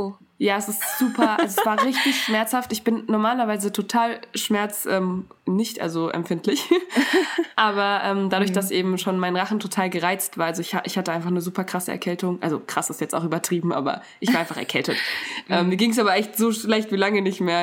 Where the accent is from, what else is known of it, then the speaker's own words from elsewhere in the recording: Germany; ich bin in Deutschland aufgewachsen